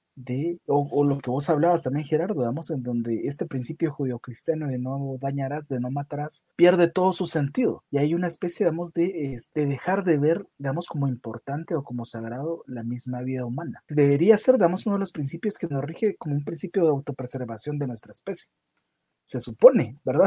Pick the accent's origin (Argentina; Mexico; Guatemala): Guatemala; yo soy de, de Guatemala, una de las zonas rojas de Guatemala, en donde yo vivo